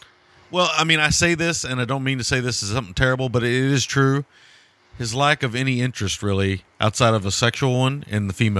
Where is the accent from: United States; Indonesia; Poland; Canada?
United States; As Americans, the French language has always been difficult for us.